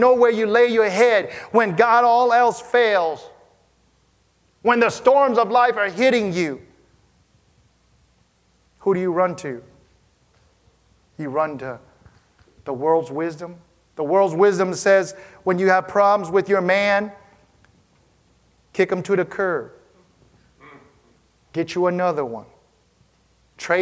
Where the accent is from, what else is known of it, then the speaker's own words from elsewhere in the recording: Wisconsin, United States; growing up in Wisconsin where it snowed